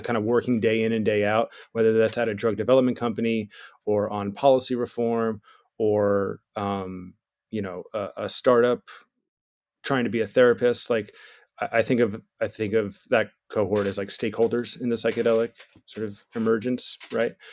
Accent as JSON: {"language": "English", "region": "New Jersey", "country": "United States", "said": "I'm from New Jersey, I was born in the eighties"}